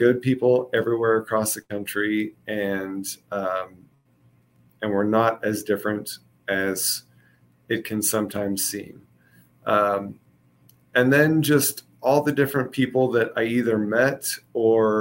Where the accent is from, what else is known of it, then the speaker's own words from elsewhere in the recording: Kansas City, United States; moved away; I'm from Kansas City originally